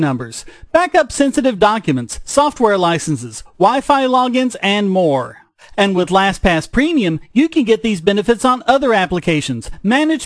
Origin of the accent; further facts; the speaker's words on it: North Carolina, United States; a reporter in North Carolina, my home state